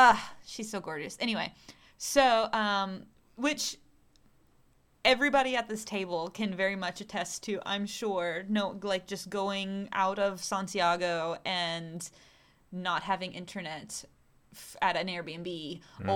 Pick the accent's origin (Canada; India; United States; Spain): United States; the South; now in Chile; I'm from the South. From the less rich places of the U.S.